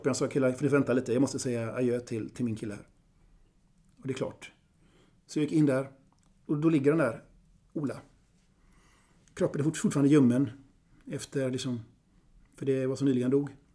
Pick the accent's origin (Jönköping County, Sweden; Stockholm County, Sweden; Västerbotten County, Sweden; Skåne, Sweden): Västerbotten County, Sweden; Vilhelmina; now in Gothenburg, Sweden; För er som inte vet det så är jag sydsame. Tillhörande Vilhelmina södra sameby. Men jag är same i förskingringen för jag bor nära Avenyn i Göteborg.